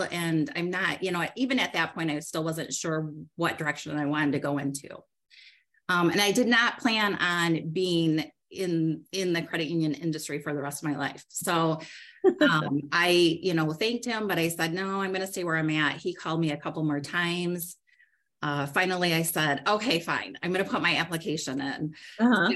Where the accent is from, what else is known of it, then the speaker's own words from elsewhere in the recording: Lake Odessa, Michigan, United States; I grew up in Lake Odessa, um, which, if you're familiar, it's a it's really a small rural community um, between Grand Rapids and Lansing.